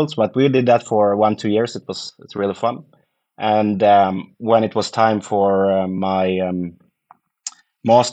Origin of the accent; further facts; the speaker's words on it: Gothenburg, Västra Götaland, Sweden; moved away as an adult; also born or lived in Lund; I'm from Gothenburg and ended up in Lund studying.